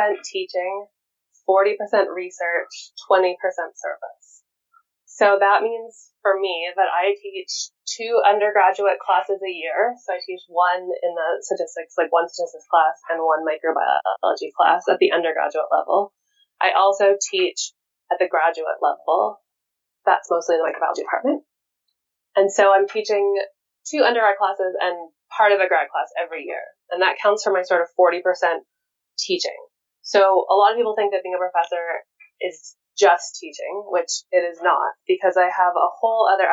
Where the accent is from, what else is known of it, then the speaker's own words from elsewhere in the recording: Winnipeg, Manitoba, Canada; moved away as an adult; I actually got to come back to Winnipeg, which is where I'm from, to actually work at a university in my hometown